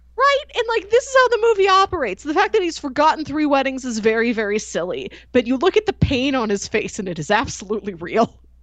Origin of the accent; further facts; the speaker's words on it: Midwest, United States; me as a Midwesterner